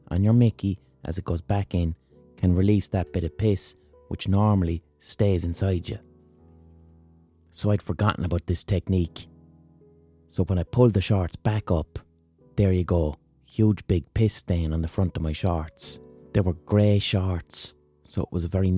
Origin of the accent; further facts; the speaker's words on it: Ireland; as an Irish person